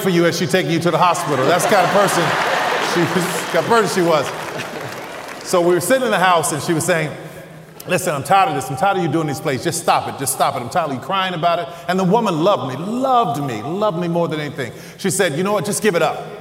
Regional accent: New Orleans, Louisiana, United States; I'm from New Orleans

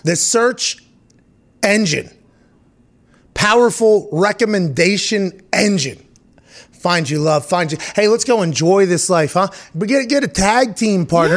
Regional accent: Pittsburgh, Pennsylvania, United States; I come from Pittsburgh

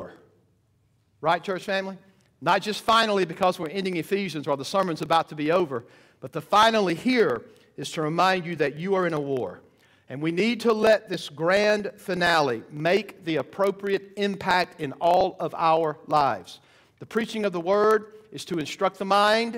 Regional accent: Georgia, United States; I'm from Georgia

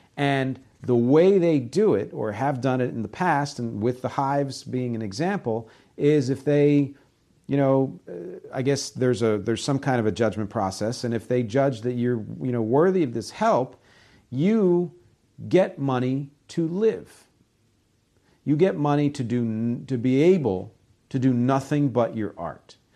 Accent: United States; I'm American

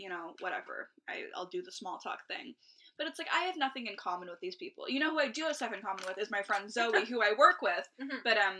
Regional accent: Toronto, Ontario, Canada; I was from Scarborough.

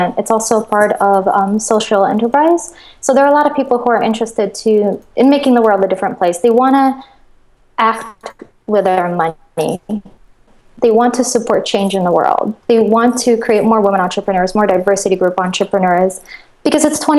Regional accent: Moscow, Russia; also born or lived in Connecticut, United States / New York, United States; now in Los Angeles, United States; I grew up in Russia. I grew up in Moscow.

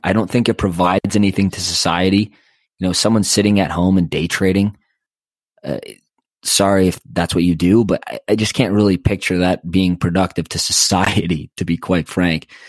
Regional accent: Canada; I'm Canadian

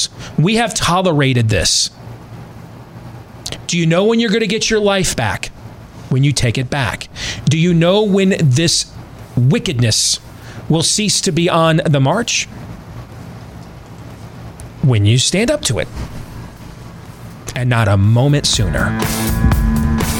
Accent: Iowa, United States; my home state

